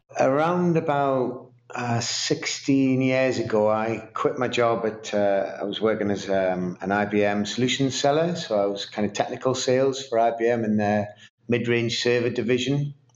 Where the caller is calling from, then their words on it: Newcastle upon Tyne, North East England, United Kingdom; I am in Newcastle upon Tyne in the northeast of England.